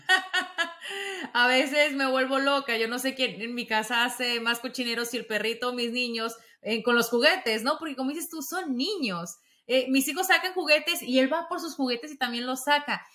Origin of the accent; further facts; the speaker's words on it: Mexico; Yo como mexicana